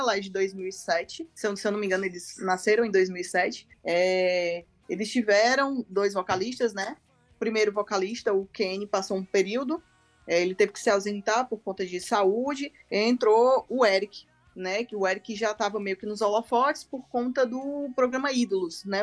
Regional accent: Ceará, Brazil; eu sou do Ceará

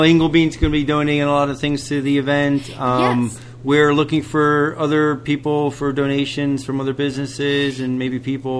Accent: New York City, New York, United States; moved away; because I'm from New York City.

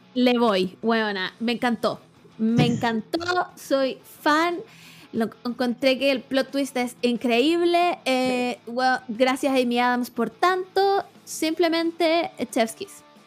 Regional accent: Chile

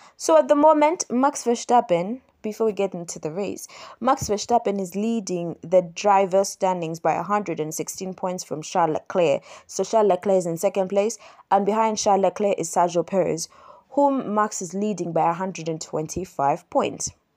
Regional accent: Kampala, Central Region, Uganda

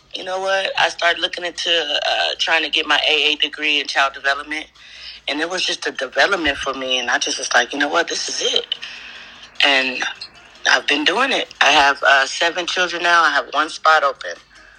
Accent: Moreno Valley, California, United States; I'm from Moreno Valley, California.

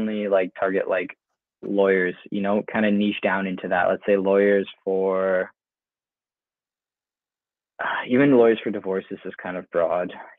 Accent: just outside of Toronto, Ontario, Canada; moved away as an adult; now in Lisbon, Portugal; I grew up just outside of Toronto

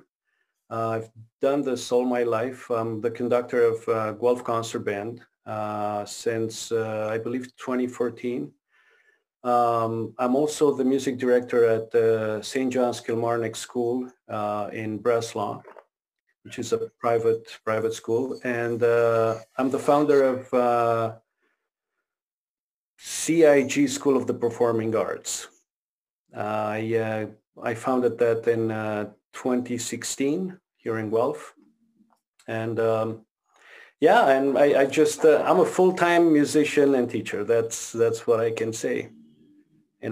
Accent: Romania; English is a second language; also born or lived in Quebec, Canada; now in Ontario, Canada; I grew up in Romania

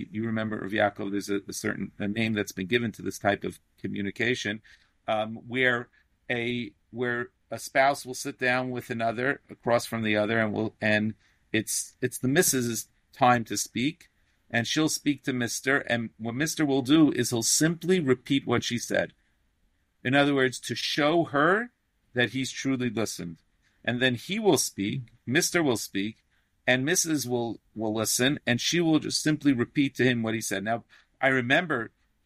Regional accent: New York City, New York, United States; I grew up in Sheepshead Bay, Brooklyn

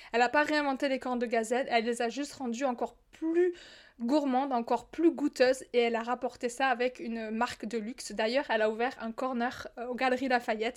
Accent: southern France, France; accent: southern; now in Morocco; je viens du sud, tu l'entends certainement dans mon accent, je le dis parfois, j'habite au Maroc

